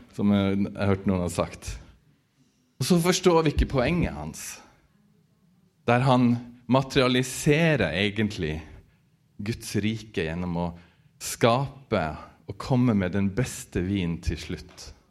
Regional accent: Northern Norway, Norway; jeg vokste opp på bygda i Nord-Norge

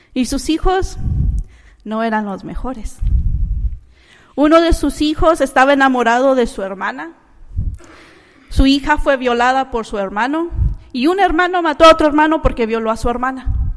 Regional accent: Managua, Nicaragua; now in United States; yo no nací aquí en los Estados Unidos, yo nací en Managua, Nicaragua

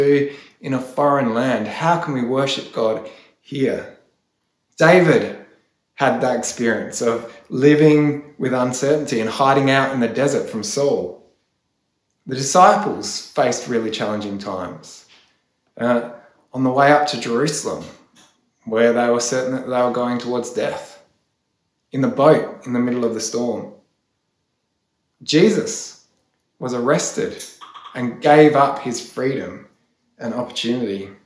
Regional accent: Australia; As Australian Christians

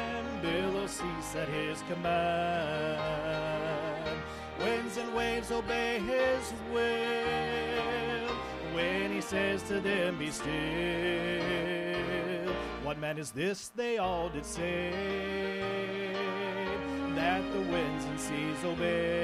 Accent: Kansas, United States; also born or lived in Oklahoma; now in Tillamook, United States; I'm from Kansas.

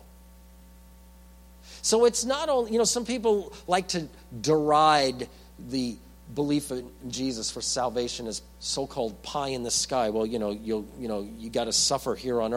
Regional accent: New York, United States; I'm from New York

